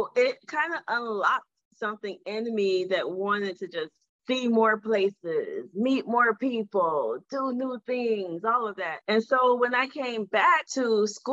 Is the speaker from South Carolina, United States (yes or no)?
no; Detroit, Michigan, United States; moved away as an adult; also born or lived in Washington, D.C. / Egypt / Sierra Leone; I grew up in Detroit, Michigan, and Detroit is a predominantly all Black city